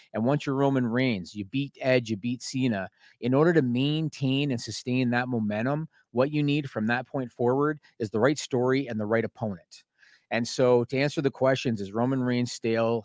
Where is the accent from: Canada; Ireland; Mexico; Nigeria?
Canada; I'm Canadian